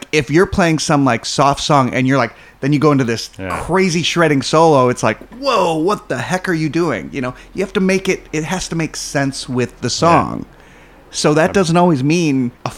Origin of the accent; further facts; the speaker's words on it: Roselle, Illinois, United States; I grew up in Roselle, which is not too far from there